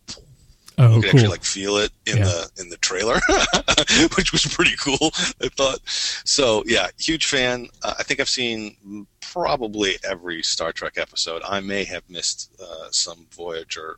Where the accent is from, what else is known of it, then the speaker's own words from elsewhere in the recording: Detroit, Michigan, United States; I grew up in Detroit too, or around Detroit, Michigan, in this period too